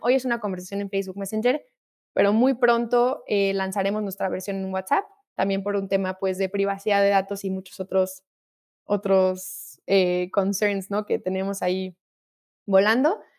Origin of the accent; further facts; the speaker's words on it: Mexico; como mexicanos